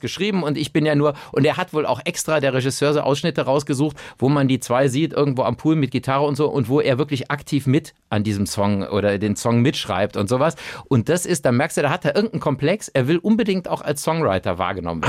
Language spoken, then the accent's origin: German; Cologne, North Rhine-Westphalia, Germany; als Kölner